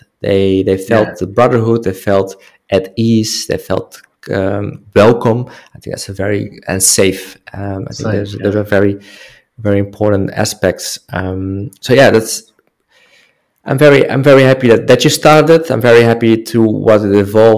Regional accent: Netherlands; English is a second language; moved away; I'm from the Netherlands

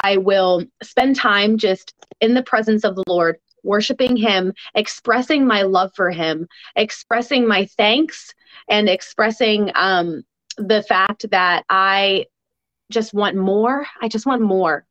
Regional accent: United States; as an American

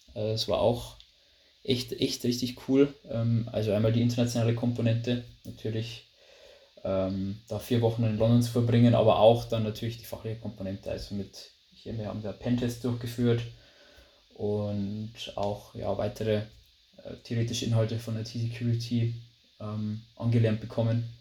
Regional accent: Lower Bavaria, Germany; accent: Bavarian dialect; wie man vielleicht am, am, ja, am Dialekt oder in der Aussprache schon hört, also ich komme aus Bayern, genau gesagt aus Niederbayern, aus einem kleinen Dörfchen

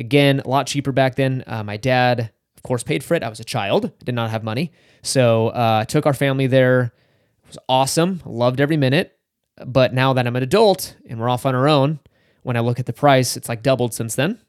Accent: Northern California, United States; I grew up in Northern California

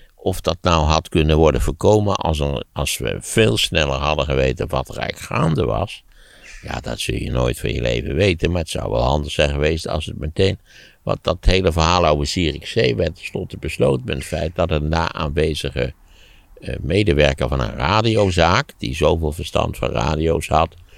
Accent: Netherlands

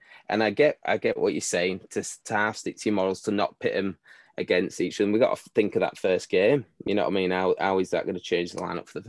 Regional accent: Leeds, Yorkshire and the Humber, United Kingdom; born and raised in Leeds

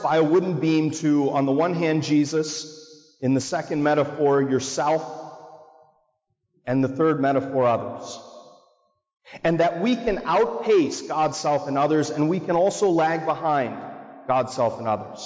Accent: Marblehead, Massachusetts, United States; I grew up in Little Marblehead

